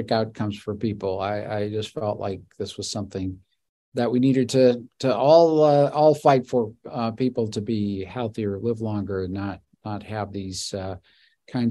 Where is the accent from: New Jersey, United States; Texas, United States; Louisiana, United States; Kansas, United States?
Louisiana, United States; New Orleans; moved away; my family's from New Orleans. I was born and raised in Louisiana